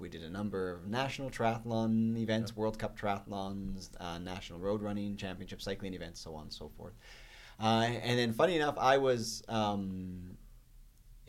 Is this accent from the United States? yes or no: no; St. Albert, Alberta, Canada; I grew up in St. Albert, elementary, junior high, high school